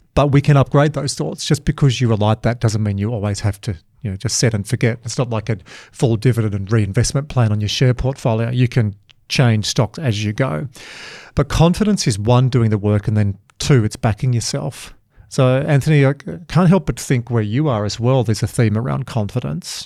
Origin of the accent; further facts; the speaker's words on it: Dubbo and Glen Innes and Yass and Wagga, New South Wales, Australia; I'm from Dubbo and Glen Innes and Yass and Wagga